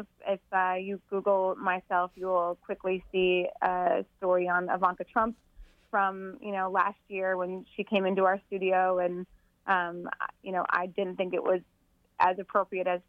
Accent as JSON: {"language": "English", "town": "Bismarck", "region": "North Dakota", "country": "United States", "tie": "born or raised there", "moved": "yes", "lives_now": "Washington, D.C., United States", "said": "North Dakota within the next 2 weeks, which is my hometown in Bismarck"}